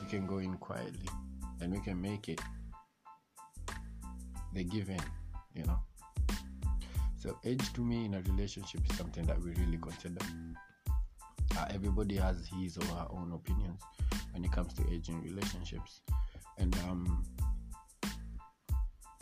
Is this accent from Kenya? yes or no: yes; Kenya; I'm from Kenya